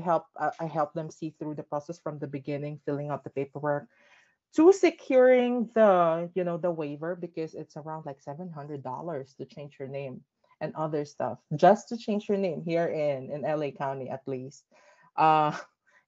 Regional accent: Philippines; growing up in the Philippines as a trans kid

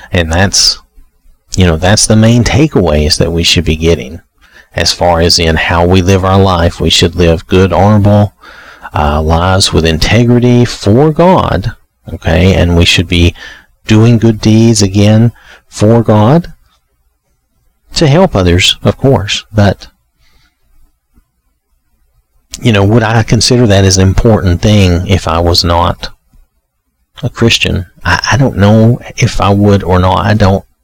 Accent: the South, United States; I'm from the South

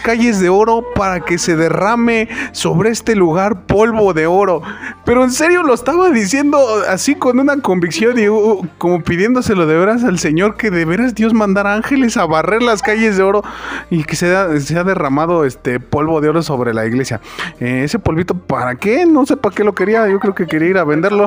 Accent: Mexico; Como buen mexicano

